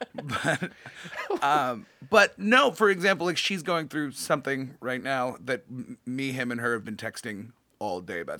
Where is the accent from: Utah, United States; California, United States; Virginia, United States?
California, United States; San Jose; moved away; also born or lived in New York / Los Angeles; I grew up in a very idyllic little part of San Jose